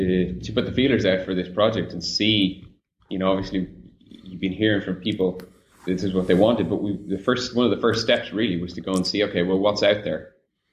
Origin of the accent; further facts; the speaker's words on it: Ireland; now in Rio de Janeiro, Brazil; as an Irish person, we're kind of taught from a young age that, you know, when you have a sunny day, you've got to take advantage of it.